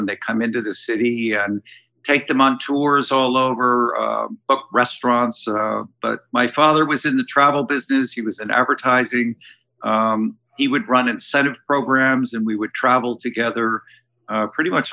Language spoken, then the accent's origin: English; New York, United States; also born or lived in Rio de Janeiro, Brazil; I grew up right here in New York. I was almost born here, but we moved here when I was about 5 years old. And I grew up in Manhattan